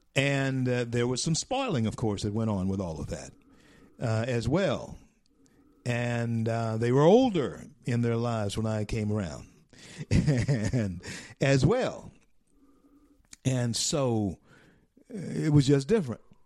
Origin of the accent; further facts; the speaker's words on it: Shreveport, Louisiana, United States; now in Florida, United States; I'm from Shreveport. Uh, that's my home. Shreveport, Louisiana, my home.